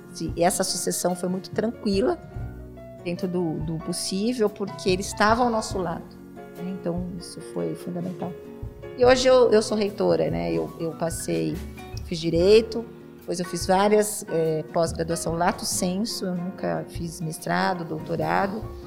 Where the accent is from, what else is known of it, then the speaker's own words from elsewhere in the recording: Presidente Prudente, São Paulo, Brazil; eu nasci, fui criada aqui na Vila Furquim.